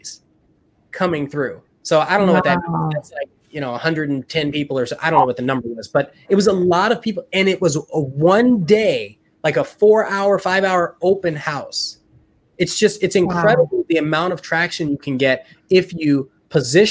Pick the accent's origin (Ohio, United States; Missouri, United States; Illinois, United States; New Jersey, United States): Illinois, United States; Chicago; now in Austin, United States; I'm from Chicago